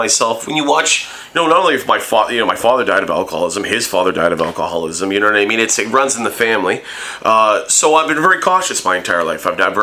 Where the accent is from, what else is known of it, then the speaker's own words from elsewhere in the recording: Hamilton, Ontario, Canada; growing up in Hamilton and the you know, close connection to Hamilton